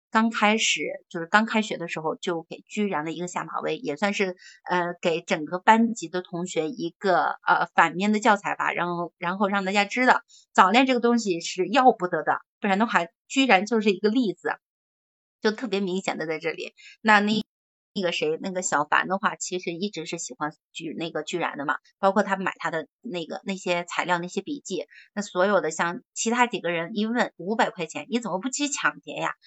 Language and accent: Chinese; Shandong, China; moved away as an adult; now in Beijing, China; 咱们山东人